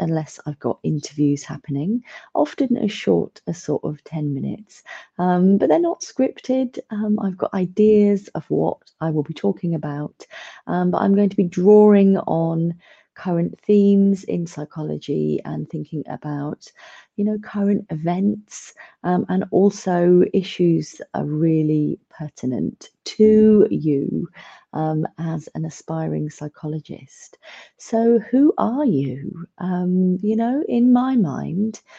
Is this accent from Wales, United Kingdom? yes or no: no; Milton Keynes, South East England, United Kingdom; I'm originally from the Milton Keynes area